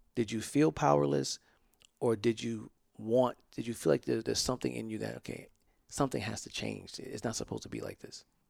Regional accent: the South, United States; I grew up in the South

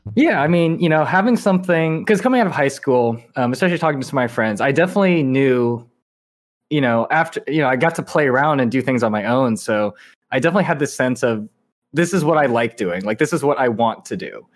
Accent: Irvine, California, United States; moved away as an adult; also born or lived in upstate New York; I grew up in Irvine, which is, like, you know, a city in Southern California.

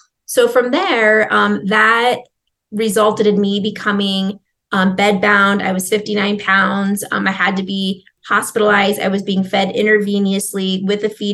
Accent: Nebraska, United States; I'm originally from Nebraska

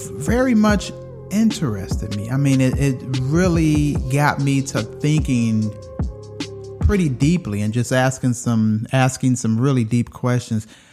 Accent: Detroit, Michigan, United States; moved away; I was from Detroit

